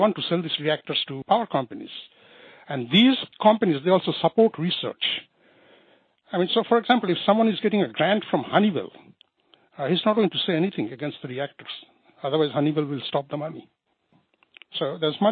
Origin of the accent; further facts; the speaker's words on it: Bangladesh; I'm from Bangladesh